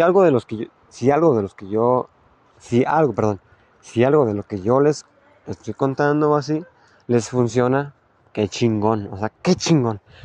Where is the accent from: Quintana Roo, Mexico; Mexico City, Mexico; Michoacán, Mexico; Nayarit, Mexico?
Michoacán, Mexico; La Piedad; Yo soy de La Piedad, Michoacán